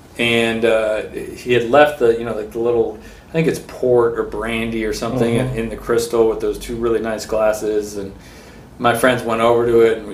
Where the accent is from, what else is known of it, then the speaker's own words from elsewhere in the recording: San Francisco, California, United States; I was born in San Francisco, born and raised.